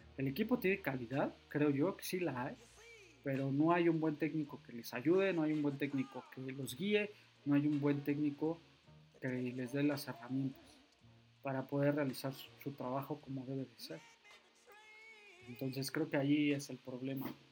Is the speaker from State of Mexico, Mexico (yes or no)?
yes; State of Mexico, Mexico; yo soy de la Ciudad de México, Estado de México, para ser más preciso